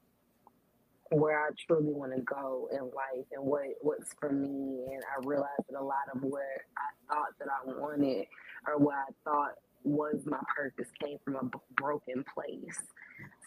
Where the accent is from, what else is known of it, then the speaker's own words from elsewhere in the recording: Chattanooga, Tennessee, United States; now in Memphis, United States; I'm from Chattanooga, Tennessee, but I live here in Memphis.